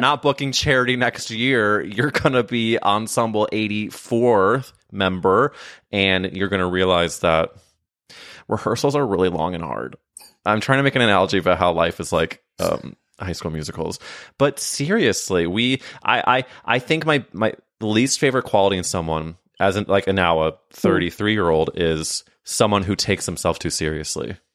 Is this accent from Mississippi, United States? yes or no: no; St. Louis, Missouri, United States; I'm from St. Louis